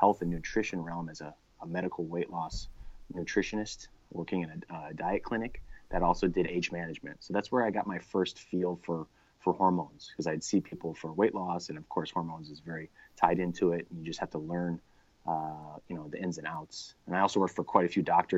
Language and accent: English; Chicago, Illinois, United States; moved away as an adult; also born or lived in Arizona; where I grew up in Chicago